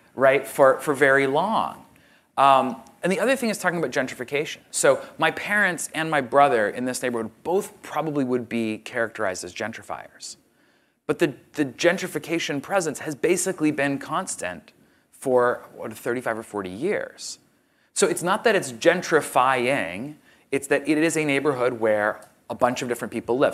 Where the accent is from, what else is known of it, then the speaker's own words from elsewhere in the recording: Boston, Massachusetts, United States; I grew up in Boston, uh, specifically the Dorchester area and, and suburbs around there, in the eighties and nineties.